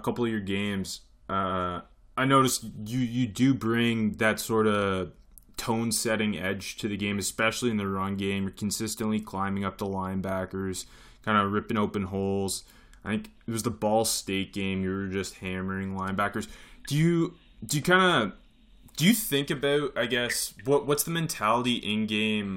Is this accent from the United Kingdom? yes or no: no; Canada; I'm actually Canadian